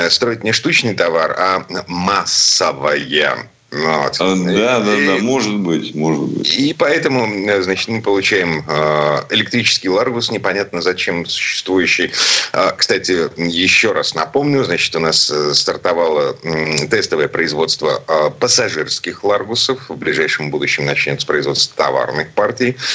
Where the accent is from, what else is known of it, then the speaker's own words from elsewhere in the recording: Saint Petersburg, Russia; из Петербурга